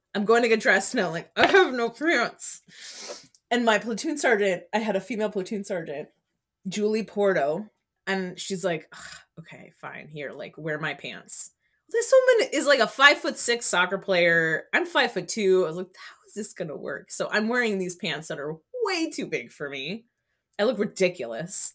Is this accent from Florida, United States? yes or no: yes; Miami, Florida, United States; moved away as an adult; now in New Haven, United States; I went to middle school and high school in Miami, Florida